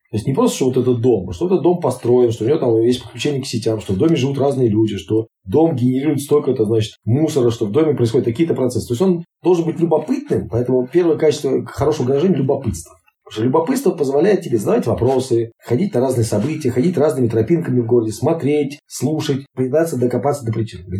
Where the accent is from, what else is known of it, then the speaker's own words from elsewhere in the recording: Izhevsk, Udmurt Republic, Russia; born there; also born or lived in Kuznetsk / Penza / Saint Petersburg / Moscow; now in Kaliningrad, Russia; Я, например, там родился в Ижевске, долгое время жил в Кузнецке, потом в Пензе, потом в Петербурге, в Москве, Казани, в Севастополе, ну и теперь живут, например, там, в Калининграде